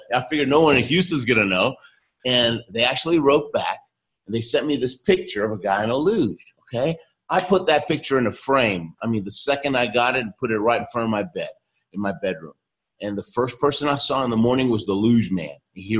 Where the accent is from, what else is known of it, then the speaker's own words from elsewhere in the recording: Argentina; born there; I happen to tell him that I was born in Argentina